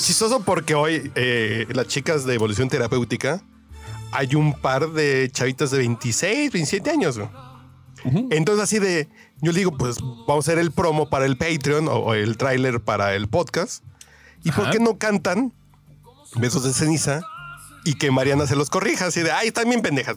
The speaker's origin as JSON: {"language": "Spanish", "region": "Mexico City", "country": "Mexico", "said": "soy bien chilango, soy tacubaya"}